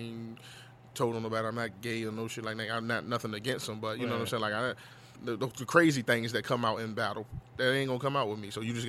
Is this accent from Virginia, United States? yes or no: yes; Virginia, United States; I'm from Virginia.